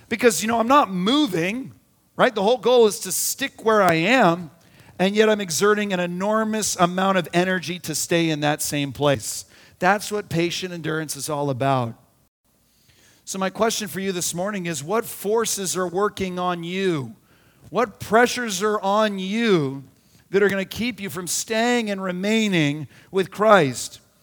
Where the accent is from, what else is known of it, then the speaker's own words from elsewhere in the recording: Arizona, United States; We had a pool growing up in Arizona